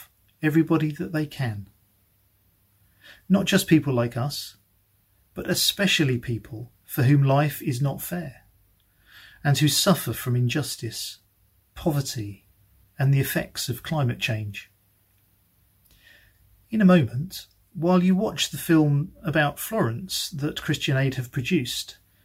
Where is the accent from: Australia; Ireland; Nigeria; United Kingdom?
United Kingdom; we're very British.